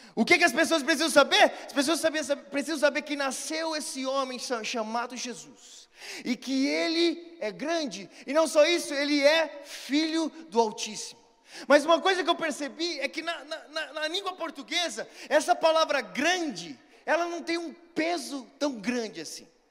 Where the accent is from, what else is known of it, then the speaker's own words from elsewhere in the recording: Brazil; Sou brasileiro